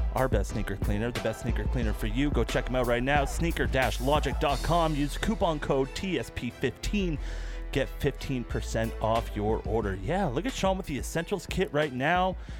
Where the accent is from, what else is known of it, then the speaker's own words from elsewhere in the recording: Canada; We're Canadian